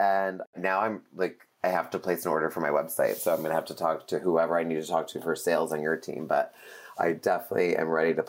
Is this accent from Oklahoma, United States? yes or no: no; New York, United States; moved away as an adult; now in Los Angeles, United States; for me being a New Yorker, now being in LA 13 years